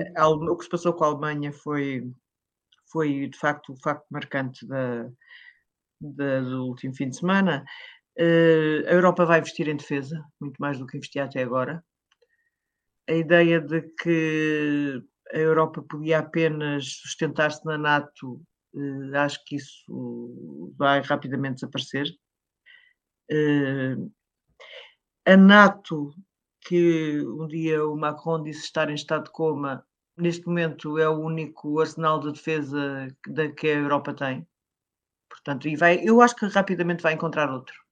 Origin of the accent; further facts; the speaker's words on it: Caldas da Rainha, Leiria District, Portugal; na minha cidade, das Caldas da Rainha